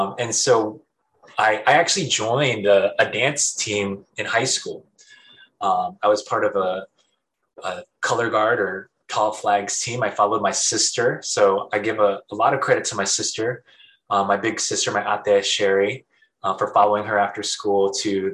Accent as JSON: {"language": "English", "town": "San Diego", "region": "California", "country": "United States", "tie": "born or raised there", "moved": "yes", "lives_now": "Hawaii, United States", "said": "I was actually raised in San Diego."}